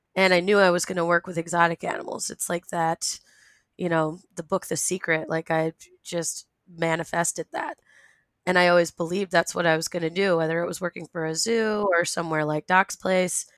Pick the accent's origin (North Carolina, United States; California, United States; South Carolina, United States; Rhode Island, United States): Rhode Island, United States; I was born and raised in Rhode Island